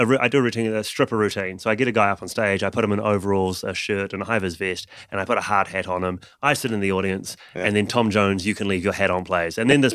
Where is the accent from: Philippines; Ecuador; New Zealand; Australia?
New Zealand; moved away as an adult; now in London, United Kingdom; And also because when I moved from New Zealand to London, I had to change my show dramatically.